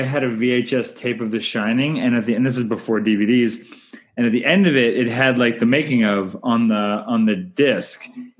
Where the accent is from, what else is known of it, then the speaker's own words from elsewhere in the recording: Canada; I'm Canadian filmmaker